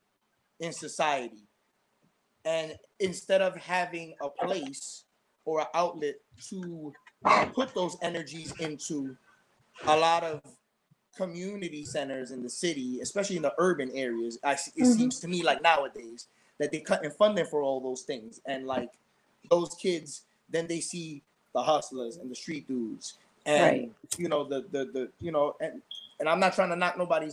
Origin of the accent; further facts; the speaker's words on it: New York City, New York, United States; our neighborhood where we grew up on Gun Hill